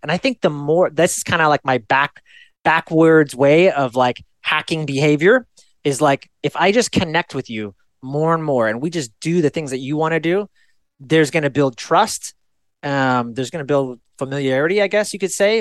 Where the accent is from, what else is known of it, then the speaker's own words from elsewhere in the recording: Fairfield, California, United States; I was born in Fairfield, California. It's a small suburban town